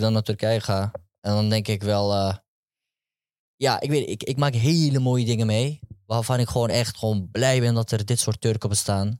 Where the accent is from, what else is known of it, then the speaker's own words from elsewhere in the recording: Amsterdam, North Holland, Netherlands; Amsterdam West. Geboren, getogen, Westzijder, sowieso.